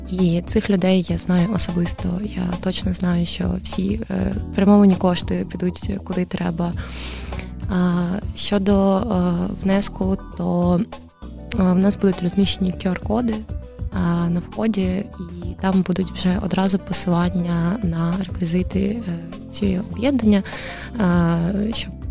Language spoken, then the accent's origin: Ukrainian; Kamianske, Dnipropetrovsk Oblast, Ukraine; moved away; also born or lived in Kharkiv; я родом з Кам'янського, але, але Харків для мене став домом